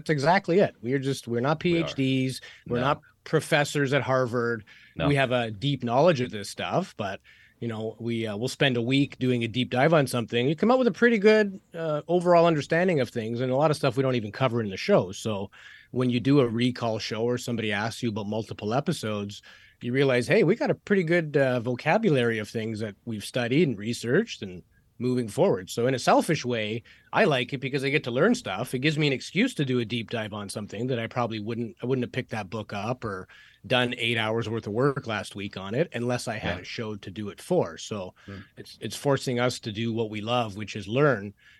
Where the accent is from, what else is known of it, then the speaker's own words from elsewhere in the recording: Canada; I'm Canadian.